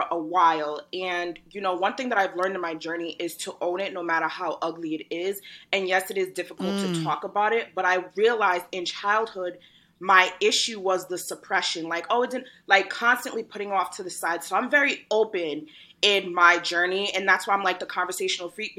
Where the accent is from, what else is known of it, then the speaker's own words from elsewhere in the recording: Rhode Island, United States; moved away as an adult; also born or lived in Brooklyn, New York; I was born in Brooklyn, but I was raised from 3.5 to like 6 months ago in Rhode Island.